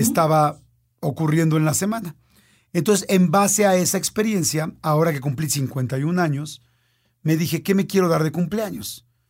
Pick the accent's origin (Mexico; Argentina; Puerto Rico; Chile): Mexico; soy un mexicano que vive en la Ciudad de México